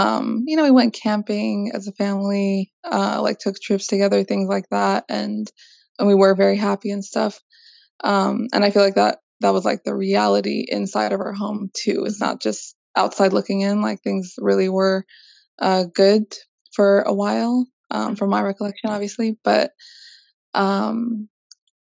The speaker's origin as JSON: {"language": "English", "town": "Vallejo", "region": "California", "country": "United States", "said": "I am from Vallejo, California"}